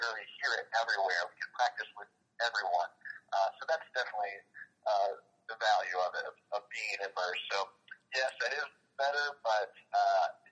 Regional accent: United States; also born or lived in Miami / Turkey; as an American

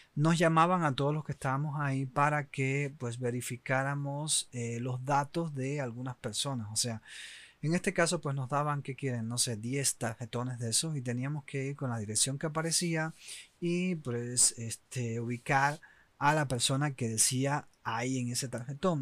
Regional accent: Oriente, Eastern Cuba, Cuba; moved away; also born or lived in Havana; los que somos de Oriente, pues nos movemos para La Habana muchas veces en busca obviamente de mejores oportunidades

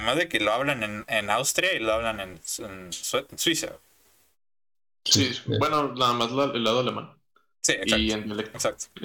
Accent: Mexico; y soy de México.

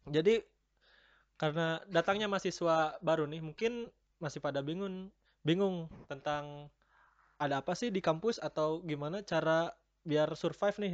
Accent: Sukabumi, West Java, Indonesia; Kebetulan uh, saya masih daerah Jawa Barat ya. Untuk lebih tepatnya saya berasal dari Sukabumi.

